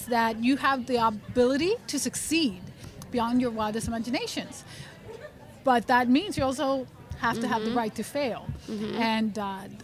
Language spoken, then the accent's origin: English; Montgomery County, Maryland, United States; moved away as an adult; also born or lived in Venezuela; now in West Virginia, United States; I grew up in Montgomery County, Maryland, which is a suburb of D.C.